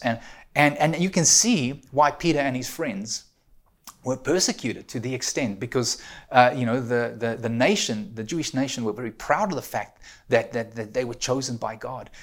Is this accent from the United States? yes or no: no; South Africa; now in Ontario, Canada; I'm an immigrant, you know, I'm a South African living in Canada.